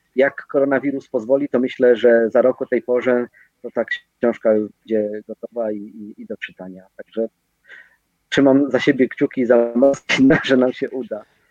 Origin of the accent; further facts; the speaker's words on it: Katowice, Silesian Voivodeship, Poland; jesteśmy z Katowic